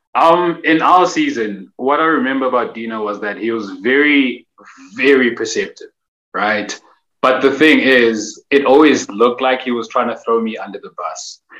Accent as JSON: {"language": "English", "town": "Durban", "region": "KwaZulu-Natal", "country": "South Africa", "said": "I'm originally from Durban"}